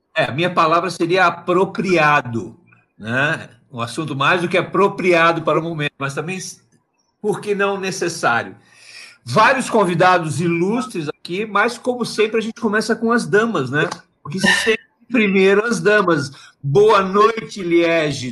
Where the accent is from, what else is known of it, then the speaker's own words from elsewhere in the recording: Santa Catarina, Brazil; moved away; also born or lived in Rio Grande do Sul; catarinense de nascimento e gaúcho de escolha